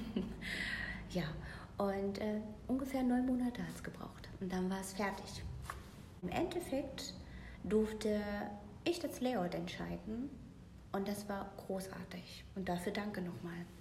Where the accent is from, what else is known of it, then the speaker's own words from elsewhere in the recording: Mecklenburg-Vorpommern, Germany; also born or lived in Berlin; now in Paderborn, Germany; geboren in Mecklenburg-Vorpommern, mittlerweile 38 Jahre alt. Heimat des Herzens ist und bleibt Berlin und der Liebe wegen jetzt bei Paderborn äh, sesshaft geworden tatsächlich